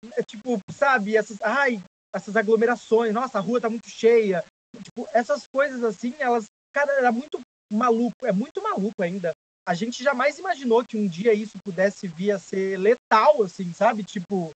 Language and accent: Portuguese; São José dos Campos, São Paulo, Brazil; now in São Paulo, Brazil; eu não sou de São Paulo, sou de São José dos Campos, então eu não morava aqui